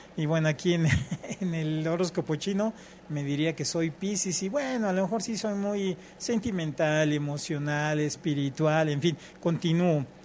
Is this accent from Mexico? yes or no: yes; Mexico